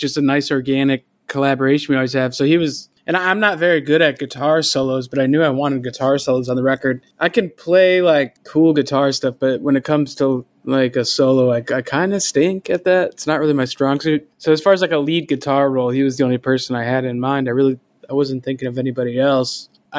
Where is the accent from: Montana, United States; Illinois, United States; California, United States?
Illinois, United States; Rockford; moved away as an adult; also born or lived in Chicago; now in New York City, United States; I was born and raised in Rockford and I moved to Chicago right after like high school stuff.